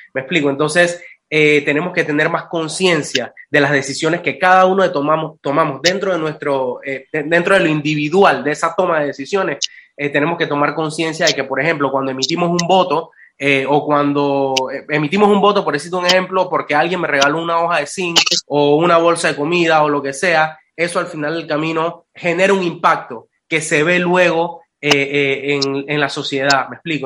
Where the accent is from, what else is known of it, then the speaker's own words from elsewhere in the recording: Panama; Yo soy un panameño